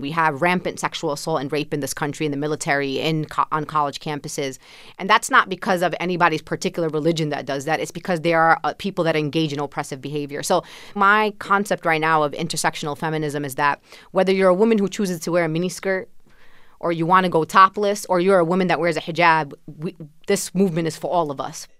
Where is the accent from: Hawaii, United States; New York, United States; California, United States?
New York, United States; New York City; I was born and raised in Sunset Park, Brooklyn, a predominantly Latino community.